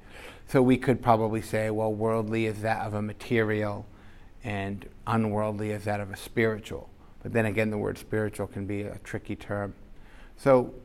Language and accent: English; United States; growing up in America